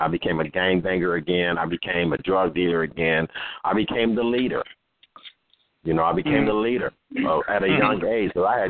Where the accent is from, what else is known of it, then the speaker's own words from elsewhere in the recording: Compton, California, United States; also born or lived in Watts; I'm from Los Angeles, California, born and raised in Compton, raised in Watts, all these different communities.